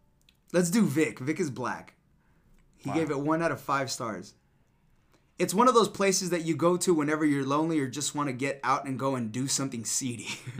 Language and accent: English; Rhode Island, United States; also born or lived in Los Angeles; Well, I'm from Rhode Island, but when I lived